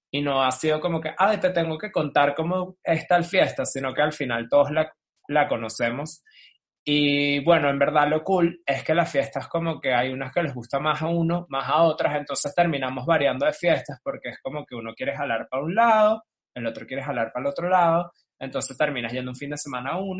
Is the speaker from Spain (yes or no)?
no; Caracas, Capital District, Venezuela; now in Bogotá, Colombia; Pero nosotros que venimos de Caracas, que íbamos a una discotequita de cuatro paredes y un techito